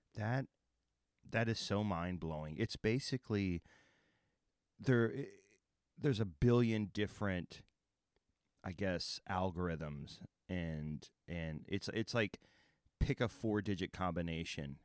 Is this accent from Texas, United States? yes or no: yes; Texas, United States; also born or lived in Oklahoma; I'm from Texas and Oklahoma